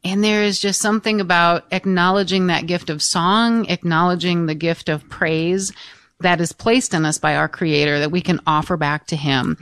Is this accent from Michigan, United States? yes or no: yes; Michigan, United States; the parish that I was raised in in Free Michigan